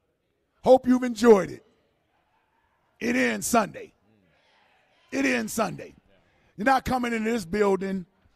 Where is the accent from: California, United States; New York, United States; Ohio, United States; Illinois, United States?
Ohio, United States; Cincinnati; now in Philadelphia, United States; That's my hometown in Cincinnati